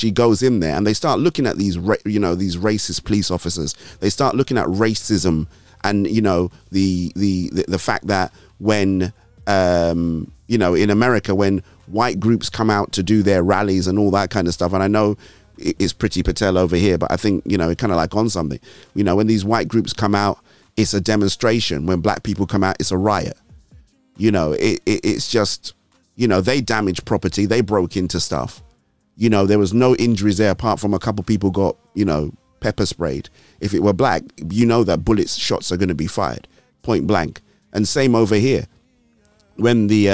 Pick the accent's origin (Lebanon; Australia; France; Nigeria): Nigeria; now in United Kingdom; I'm Nigerian